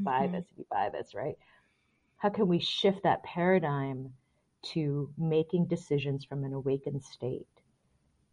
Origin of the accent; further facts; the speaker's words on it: Singapore; now in United States; So I grew up in Singapore, and then I also grew up as a very conservative Christian